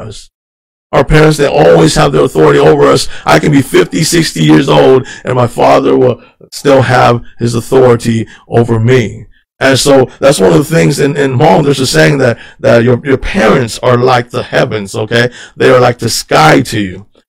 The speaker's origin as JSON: {"language": "English", "country": "United States", "tie": "born or raised there", "said": "I grew up here in the United States"}